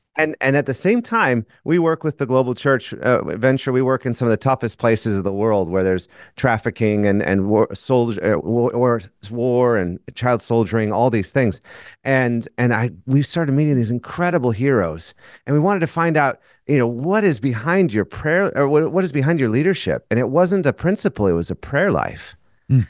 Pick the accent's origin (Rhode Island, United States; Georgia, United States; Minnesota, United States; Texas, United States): Minnesota, United States; I'm from Minnesota.